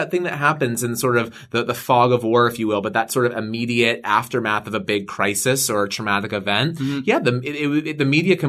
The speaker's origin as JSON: {"language": "English", "region": "Southern United States", "country": "United States", "said": "for being a Southerner, for being in the world of country music"}